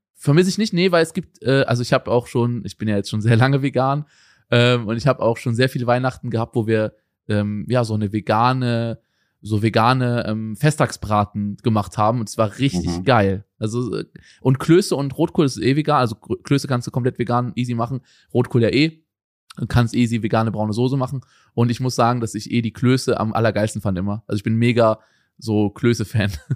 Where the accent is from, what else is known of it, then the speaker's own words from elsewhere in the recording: Germany; moved away as an adult; now in Portugal; Bei mir war es früher in Deutschland so, also wo ich aufgewachsen bin, haben wir abends die Geschenke ausgepackt